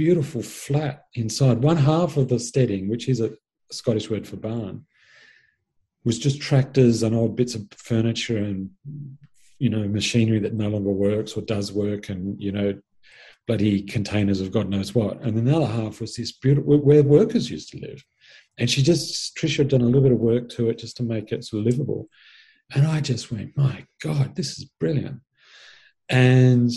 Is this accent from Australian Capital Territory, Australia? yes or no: no; Sydney, New South Wales, Australia; I grew up in Sydney, spent the first 18 years of my life there, and in fact, living in the same suburb.